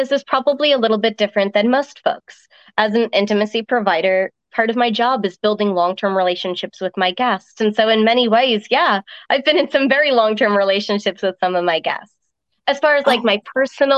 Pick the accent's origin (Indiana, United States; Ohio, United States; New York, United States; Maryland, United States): New York, United States; also born or lived in Ireland; my family moved to the States when I was 5. And so I kind of had this mixed upbringing of rural countryside and enjoying a little bit of farm life before heading over to the city and getting to experience the melting pot that New York is